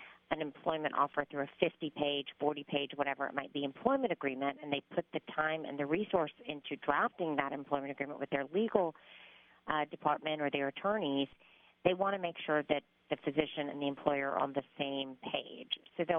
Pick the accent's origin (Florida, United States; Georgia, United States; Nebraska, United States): Georgia, United States; Macon; I was born and raised in Macon, Georgia, to a family of medical providers.